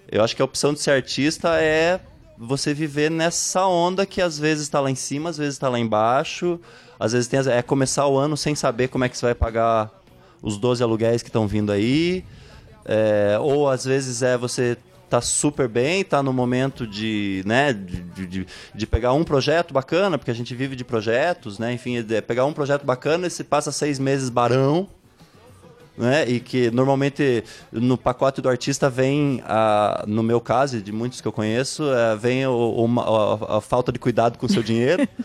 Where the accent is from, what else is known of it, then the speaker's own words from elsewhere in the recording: Ponta Grossa, Paraná, Brazil; also born or lived in Jacutinga; Mas eu só nasci lá e vim com um mês de vida para Ponta Grossa.